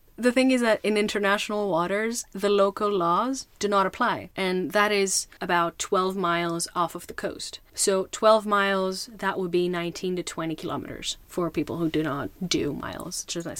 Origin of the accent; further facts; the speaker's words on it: Greece; I grew up in Greece